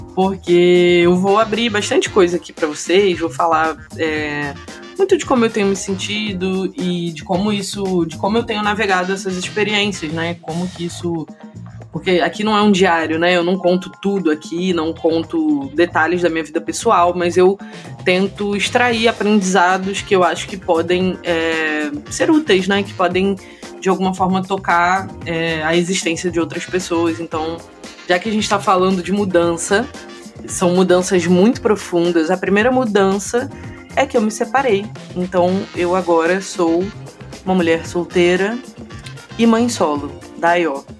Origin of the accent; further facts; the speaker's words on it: Rio de Janeiro, Brazil; moved away as an adult; also born or lived in São Paulo; Agora voltei a morar no Rio de Janeiro, que é a minha cidade natal.